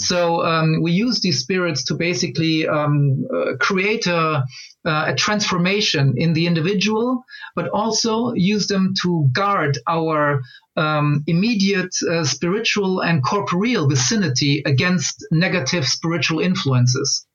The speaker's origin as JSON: {"language": "English", "country": "Angola", "tie": "born or raised there", "moved": "yes", "said": "I was born in Angola"}